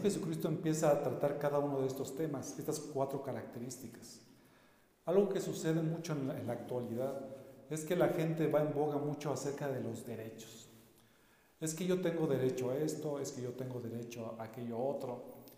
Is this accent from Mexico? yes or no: yes; Mexico; nosotros como mexicanos